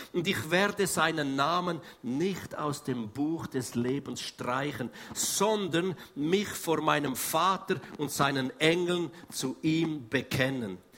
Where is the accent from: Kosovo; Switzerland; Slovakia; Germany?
Switzerland; Wir sind echte Schweizer